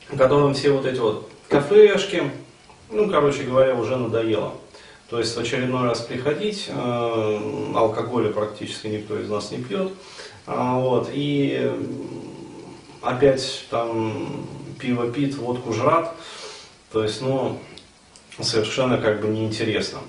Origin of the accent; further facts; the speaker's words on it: Ufa, Bashkortostan, Russia; now in Moscow, Russia; я сам родился и вырос в Уфе